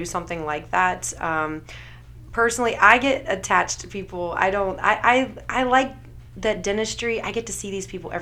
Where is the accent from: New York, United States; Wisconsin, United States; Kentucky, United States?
Kentucky, United States; moved away; I grew up in Kentucky